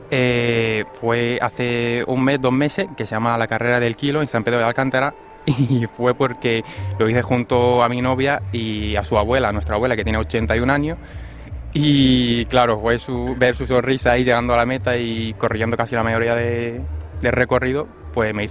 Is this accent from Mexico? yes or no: no; Syria; now in Spain; como has dicho, que vengo desde Siria, pues eh, la cosa es un poco más complicada que aquí.